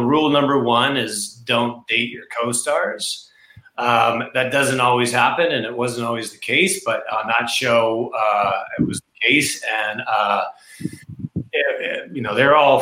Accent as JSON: {"language": "English", "country": "Canada", "said": "We're Canadian"}